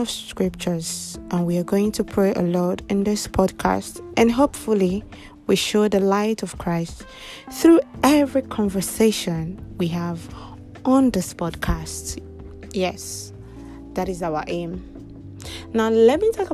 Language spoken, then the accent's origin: English; Kogi, Nigeria; I am from Kogi State